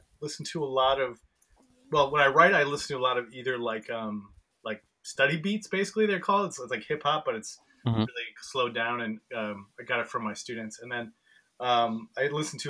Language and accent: English; Wausau, Wisconsin, United States; moved away as an adult; also born or lived in Eau Claire, Wisconsin; now in Chicago, United States; It's very close to Wausau, so Wausau's nice. A little town where I grew up